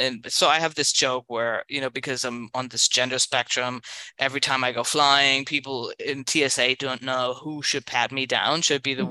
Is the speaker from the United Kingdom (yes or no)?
no; Berlin, Germany; English is a second language; also born or lived in San Francisco, United States / Los Angeles, United States; now in New York, United States; That's the accent. I'm originally from Berlin